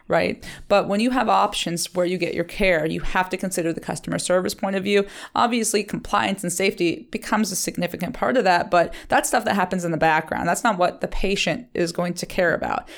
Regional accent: Liberty, Ohio, United States; Liberty is my hometown

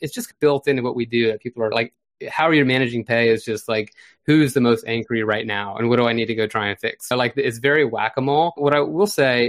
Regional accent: Florida, United States; my home state of Florida

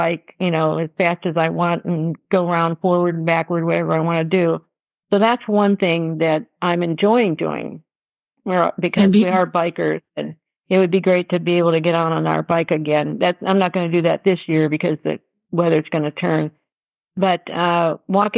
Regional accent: Detroit, Michigan, United States; we're from Detroit, so I'm real comfortable with the city.

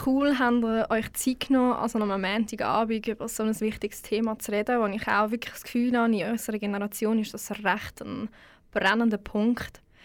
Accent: Switzerland; das bin ich ja auch

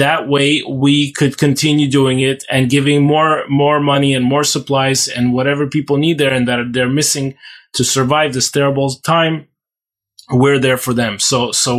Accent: Ukraine; moved away as an adult; now in Israel; I grew up in Ukraine all my life. That's what I know. That's where I learned to walk and talk

